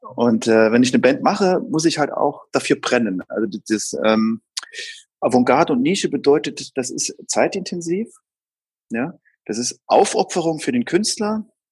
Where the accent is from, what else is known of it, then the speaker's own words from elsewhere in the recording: Saarland, Germany; ich bin im Saarland aufgewachsen